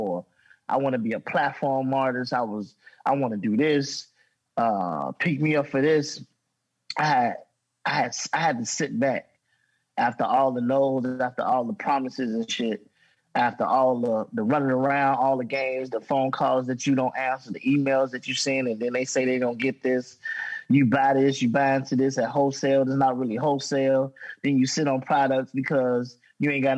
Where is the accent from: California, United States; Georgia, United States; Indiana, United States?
Indiana, United States; Gary; I'm from Gary, Indiana. I'm from the gutter, dog